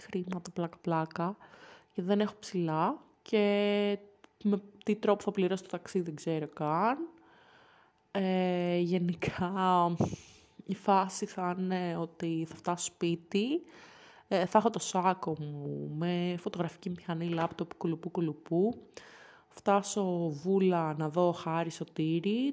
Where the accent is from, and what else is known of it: Athens, Attica, Greece; moved away